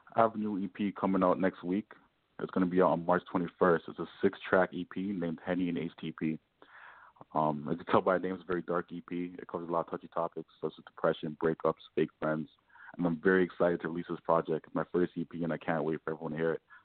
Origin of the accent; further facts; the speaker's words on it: Toronto, Ontario, Canada; I'm from Toronto